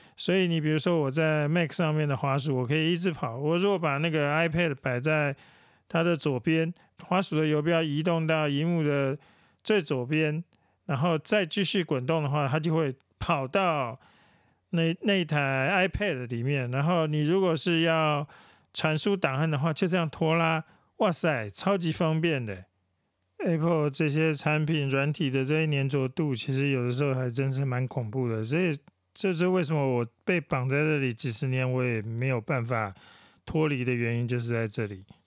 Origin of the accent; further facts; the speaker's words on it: Taiwan; 我们台湾人